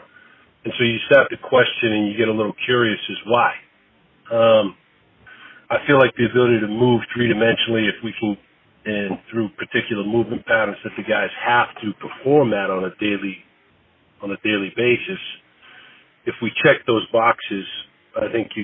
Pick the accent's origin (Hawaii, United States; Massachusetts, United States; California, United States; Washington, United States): Massachusetts, United States; Boston; moved away as an adult; also born or lived in South Carolina / Austin, Texas; now in Philadelphia, United States; growing up in Boston